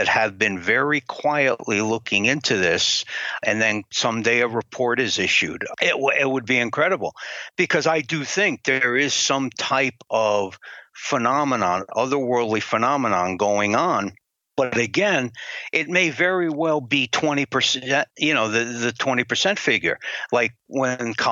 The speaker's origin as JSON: {"language": "English", "region": "Connecticut", "country": "United States", "said": "My home state of Connecticut"}